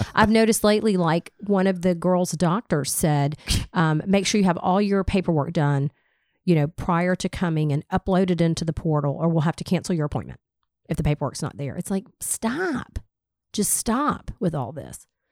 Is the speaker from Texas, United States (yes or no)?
no; Smyrna, Georgia, United States; I grew up in Smyrna. I've lived here my entire life.